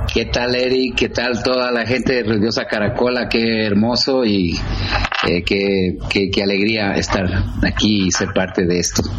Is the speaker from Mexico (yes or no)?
no; Quito, Pichincha, Ecuador; also born or lived in United States; nací aquí. Sí, soy, soy quiteño